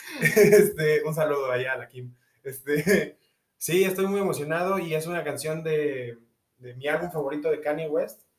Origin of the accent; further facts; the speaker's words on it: Mexico; nací en México